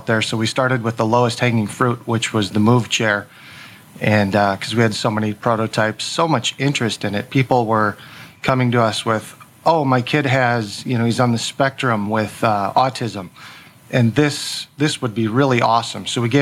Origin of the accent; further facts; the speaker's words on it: Albert Lea, Minnesota, United States; Just south of Minneapolis in Albert Lee, Minnesota